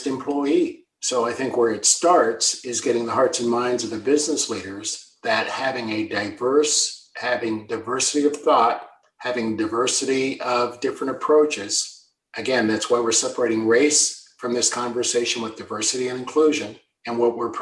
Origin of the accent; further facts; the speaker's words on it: United States; now in Canada; I'm an American by birth and a Canadian by choice